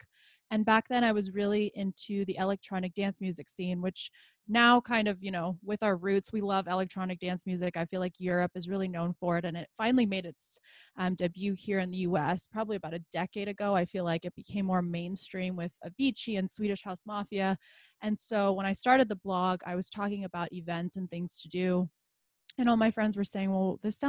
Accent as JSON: {"language": "English", "town": "Los Angeles", "region": "California", "country": "United States", "tie": "born or raised there", "also_born_or_lived": "Bosnia / Philadelphia, Pennsylvania", "first_language": "Bosnian", "moved": "as an adult", "lives_now": "Tucson, United States", "said": "So we ended up moving to LA. And that's really where I considered home and where I grew up, because that was the longest place I'd ever lived"}